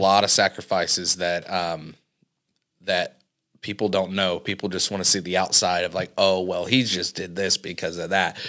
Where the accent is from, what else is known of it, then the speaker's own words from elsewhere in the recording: Cambridge City, Indiana, United States; also born or lived in Dublin, Indiana; I'm from Cambridge City, Indiana